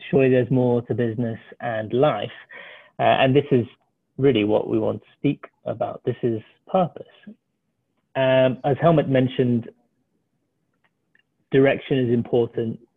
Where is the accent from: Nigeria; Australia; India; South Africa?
South Africa; also born or lived in Ireland; as Nick said, I'm the South African Irish person, so a bit of a weird mix, and I sound very British